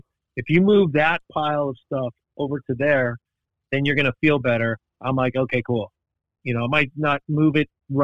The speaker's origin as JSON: {"language": "English", "town": "Los Angeles", "region": "California", "country": "United States", "tie": "born or raised there", "said": "I grew up in Hollywood"}